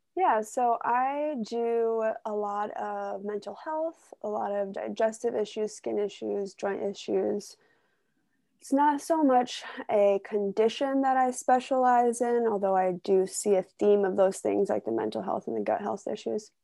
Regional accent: Ohio, United States; moved away; I grew up in Ohio in a small town

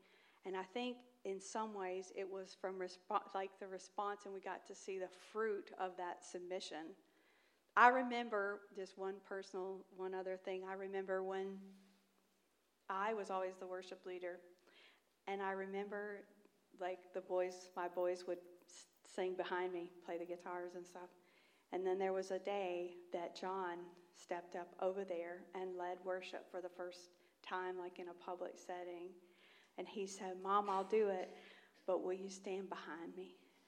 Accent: Mississippi, United States; accent: Southern; Just last week, I was in Mississippi getting my southern accent rejuvenated.

